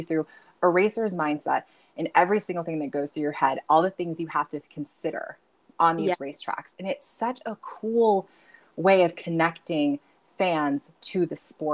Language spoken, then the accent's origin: English; United States; also born or lived in Nevada; growing up in America